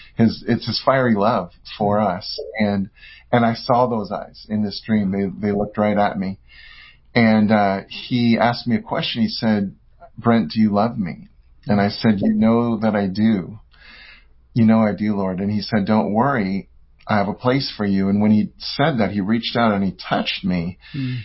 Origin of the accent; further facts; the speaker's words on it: San Francisco Bay Area, California, United States; I'm from California, from the uh, San Francisco Bay Area.